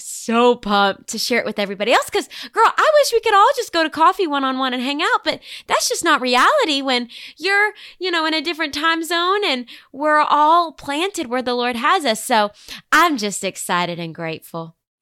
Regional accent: Bentonville, Arkansas, United States; moved away as an adult; now in Nashville, United States; Bentonville, Arkansas was where I called home for the first eighteen years of my life

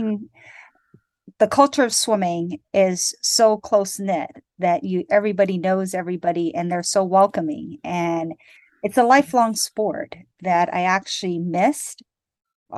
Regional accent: Hawaii, United States; moved away as an adult; now in Danville, Illinois, United States; I'm actually from Hawaii. And I went to college in Illinois at Northwestern. And I ended up staying here

